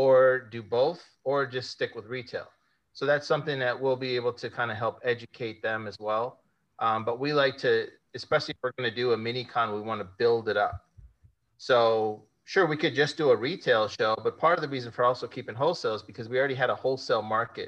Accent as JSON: {"language": "English", "town": "Las Vegas", "region": "Nevada", "country": "United States", "tie": "born or raised there", "said": "Las Vegas is my hometown."}